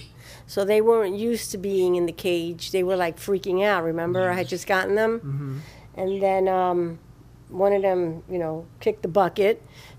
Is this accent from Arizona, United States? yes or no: no; New York City, New York, United States; when I was a kid growing up in the Bronx, we raised pigeons.